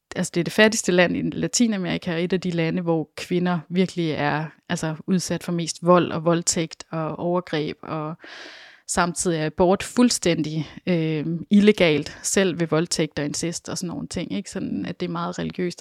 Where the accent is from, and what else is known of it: Denmark